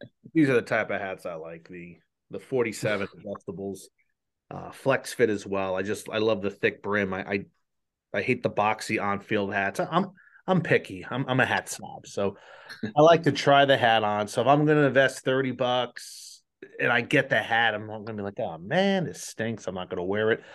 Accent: New Jersey, United States; I'm from New Jersey, so we have the Jersey Devil.

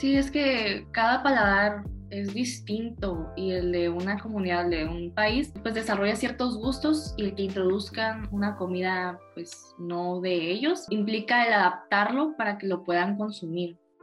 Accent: Tijuana, Baja California, Mexico; moved away as an adult; now in Ensenada, Mexico; Yo soy de Tijuana

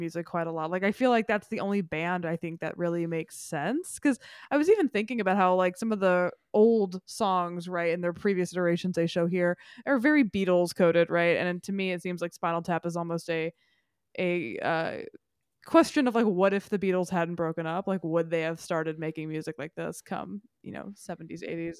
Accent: Memphis, Tennessee, United States; moved away as an adult; Memphis, my hometown

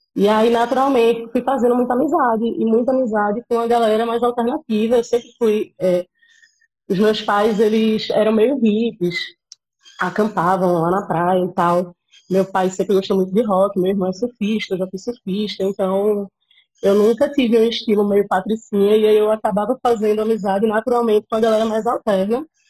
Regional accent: Cabo de Santo Agostinho, Pernambuco, Brazil; moved away as an adult; now in Recife, Brazil; E cresci, nasci e cresci em Gaibu, que é uma praia que fica lá no, no litoral sul

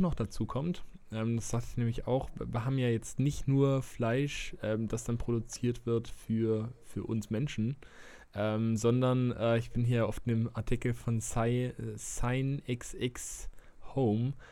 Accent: Germany; bei uns in Deutschland

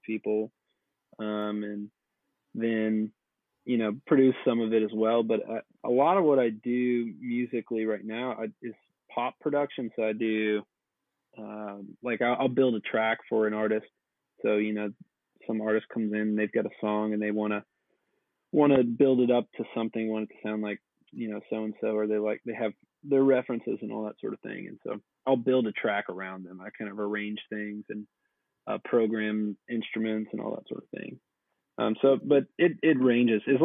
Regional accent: Atlanta, Georgia, United States; moved away as an adult; now in Nashville, United States; I'm originally from Atlanta, and I've been here since around 2011.

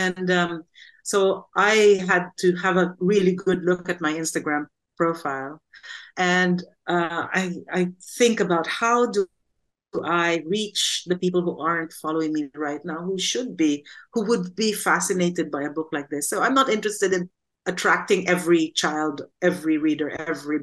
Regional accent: Quezon City, Metro Manila, Philippines; now in United Kingdom; I grew up in Cubao, and my parents were not well off

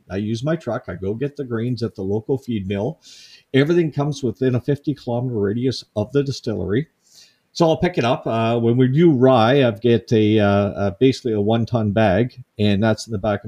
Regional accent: Cape Breton Island, Nova Scotia, Canada; growing up in Cape Breton Island, I built my first still when I was 13.

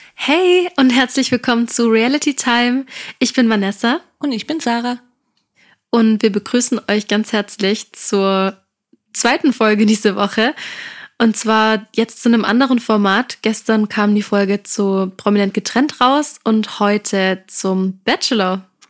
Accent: Stuttgart, Baden-Württemberg, Germany; wir kommen aus Stuttgart

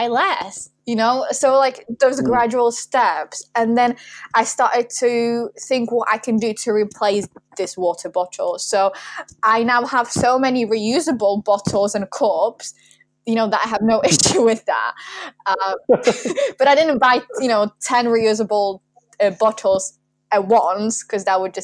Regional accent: Warsaw, Masovian Voivodeship, Poland; moved away; I grew up in Warsaw

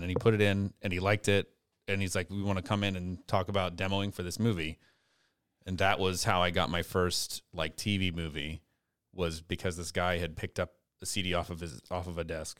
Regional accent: Lafayette, Louisiana, United States; now in Youngsville, United States; I'm originally from Lafayette. And, uh, uh, born and raised

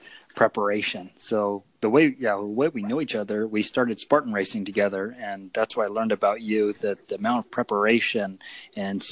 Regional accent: Fresno, California, United States; also born or lived in Dinuba, California; I grew up mostly in the Central Valley, South Fresno, and I grew up on a farm

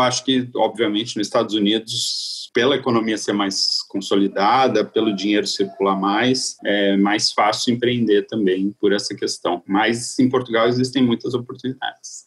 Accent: Santos, São Paulo, Brazil; moved away; eu sou de, de Santos, né, a cidade de praia

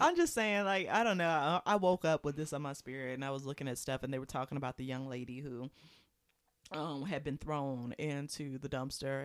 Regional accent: Prince George's County, Maryland, United States; moved away; I haven't been back in years to my hometown.

